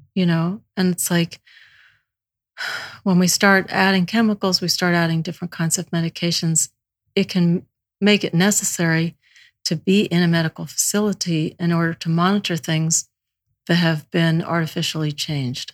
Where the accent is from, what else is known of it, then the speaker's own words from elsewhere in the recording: Alabama, United States; I was born in Alabama